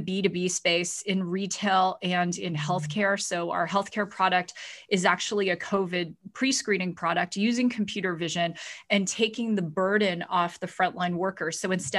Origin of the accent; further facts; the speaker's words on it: Ontario, Canada; So I grew up in Ontario, and I was actually raised by a single father and a very tough Chinese grandmother. And I grew up in our family restaurant.